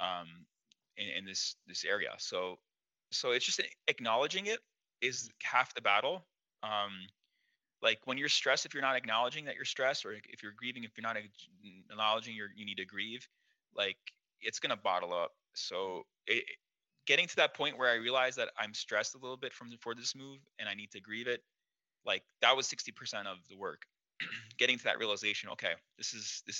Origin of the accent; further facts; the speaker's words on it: East Coast, United States; moved away as an adult; also born or lived in New York City; now in Burbank, United States; I'm an East Coast person my whole life